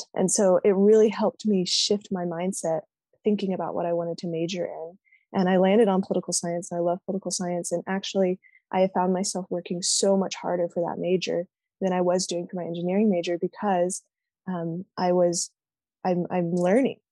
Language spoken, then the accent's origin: English; Austin, Texas, United States; now in Utah, United States; I'm from Austin, Texas